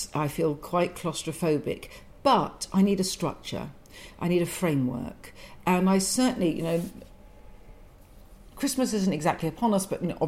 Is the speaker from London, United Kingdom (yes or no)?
yes; London, United Kingdom; I'm a Londoner